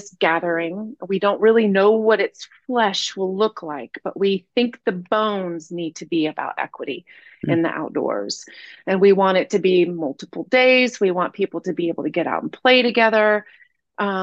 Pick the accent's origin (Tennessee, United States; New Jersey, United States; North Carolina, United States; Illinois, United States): North Carolina, United States; Asheville; I grew up here in Asheville